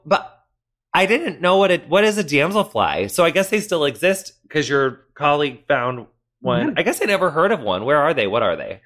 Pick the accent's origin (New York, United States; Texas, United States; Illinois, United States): Illinois, United States; western; moved away; my hometown's kind of like right smack in the middle of illinois like north south wise but then we're on like the very western bit